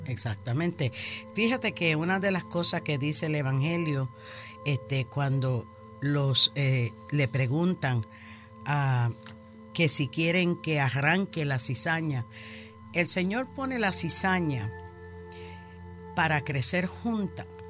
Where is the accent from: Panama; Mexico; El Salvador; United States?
United States; New York; now in Florida, United States; Yo soy nacida y criada en Nueva York, de padres puertorriqueños